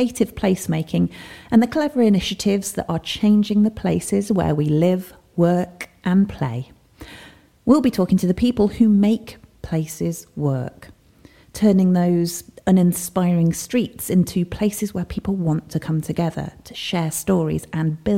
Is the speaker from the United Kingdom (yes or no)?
yes; Burton-upon-Trent, West Midlands, United Kingdom; my hometown of Burton-upon-Trent